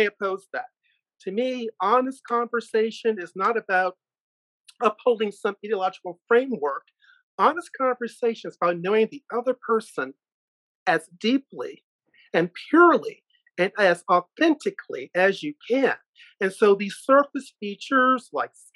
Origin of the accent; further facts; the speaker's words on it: Richmond, Virginia, United States; I was born in Richmond, Virginia